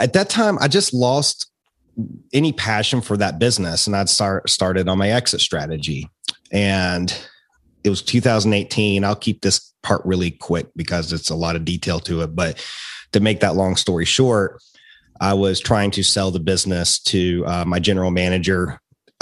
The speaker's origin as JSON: {"language": "English", "town": "Roanoke", "region": "Virginia", "country": "United States", "tie": "born or raised there", "also_born_or_lived": "Richmond, Virginia", "accent": "Appalachian twang", "said": "moved back to my hometown in Roanoke, where I'm at now"}